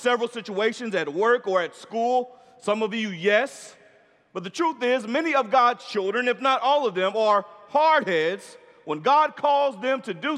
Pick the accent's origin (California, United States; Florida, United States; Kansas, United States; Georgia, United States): Florida, United States; Orlando; I'm from Orlando